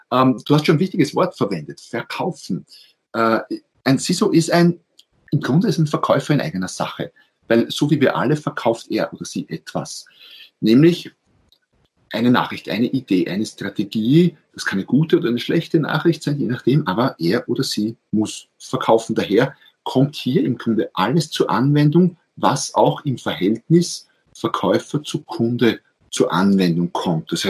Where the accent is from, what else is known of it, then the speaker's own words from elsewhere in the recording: Austria; Ich bin Österreicher, wie man wahrscheinlich äh, hört. Also viele Grüße auf dem Weg an Schweizer Nachbarn.